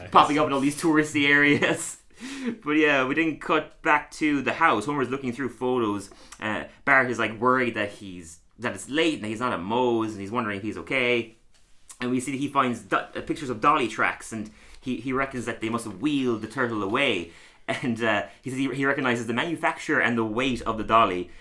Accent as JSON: {"language": "English", "town": "Tralee", "region": "Munster", "country": "Ireland", "moved": "yes", "lives_now": "London, United Kingdom", "said": "I'm also from Tralee."}